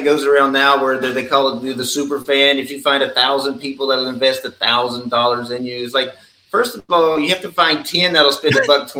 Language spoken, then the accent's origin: English; the Northwest, Pacific Northwest, United States; moved away; growing up in the Northwest